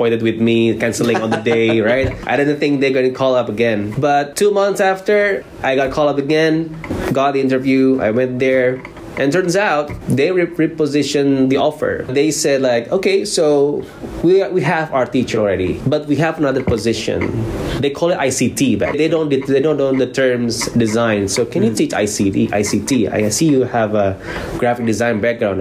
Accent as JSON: {"language": "English", "region": "Jakarta", "country": "Indonesia", "moved": "as an adult", "lives_now": "South Korea", "said": "I'm from Jakarta, Indonesia, and currently I teach design"}